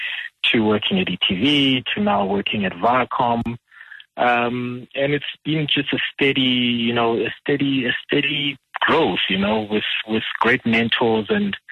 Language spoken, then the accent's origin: English; Soweto, Gauteng, South Africa; I'm a simple Soweto boy. I'm born and bred in Dube.